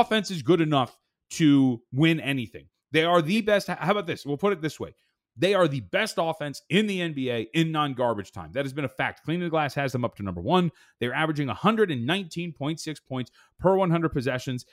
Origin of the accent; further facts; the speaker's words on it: Las Vegas, Nevada, United States; also born or lived in Santa Ana, California; am I from Vegas? Yes